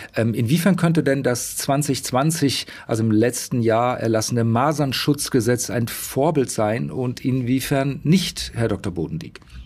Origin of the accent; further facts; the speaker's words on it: Saxony, Germany; bei uns in Sachsen